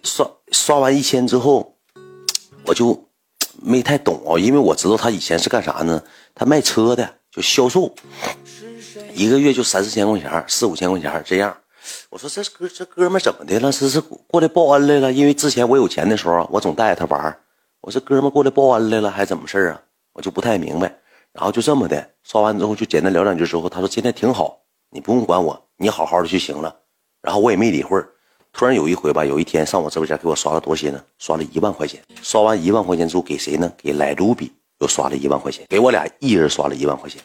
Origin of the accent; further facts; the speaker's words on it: Heilongjiang, China; 我不是本地的，我说我黑龙江过来的